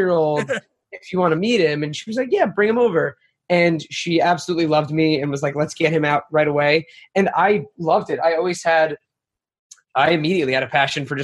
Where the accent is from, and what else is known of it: Marlboro, New Jersey, United States; born or raised there; moved away as an adult; now in New York City, United States